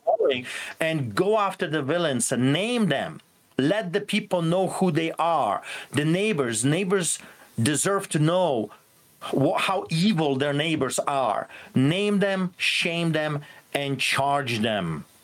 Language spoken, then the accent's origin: English; Poland; born or raised there; now in Canada